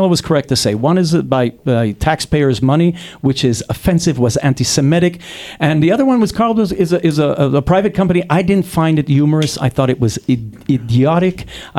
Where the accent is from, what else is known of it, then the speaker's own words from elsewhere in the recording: Ashkelon, Southern District, Israel; I grew up in Ashkelon